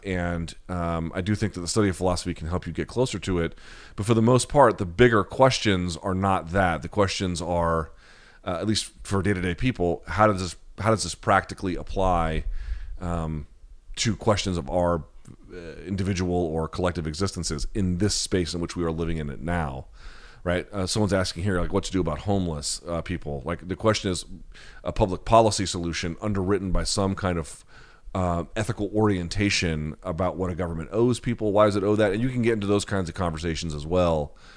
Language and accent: English; the South, United States; I grew up in the South where all everything revolves around the football programs